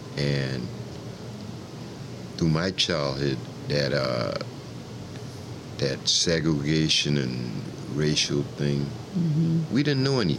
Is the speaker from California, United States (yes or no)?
no; Charleston, South Carolina, United States; I was born in Charleston, South Carolina in 1946. And I grew up downtown in what they call now, they used to call it the Borough, right where the Gilliard Auditorium is.